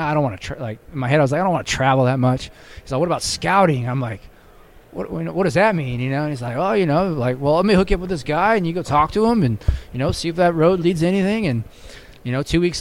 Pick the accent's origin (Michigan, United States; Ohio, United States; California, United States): California, United States; Orange County, Southern; My hometown, Southern California, like Orange County